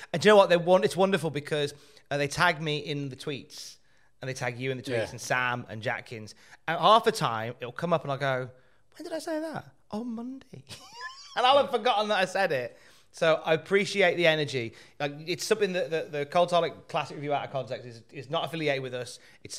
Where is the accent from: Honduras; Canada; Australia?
Australia; I'm an Australian.